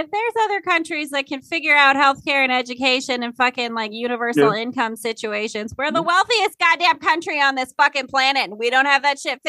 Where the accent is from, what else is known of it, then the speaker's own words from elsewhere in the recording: South Dakota, United States; also born or lived in Minnesota; I'm not shitting on my home state.